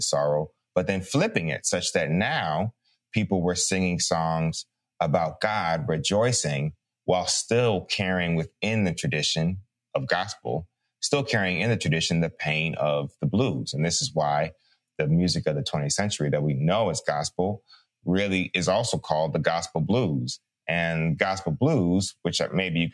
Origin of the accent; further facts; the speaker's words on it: Chicago, Illinois, United States; I'm from Chicago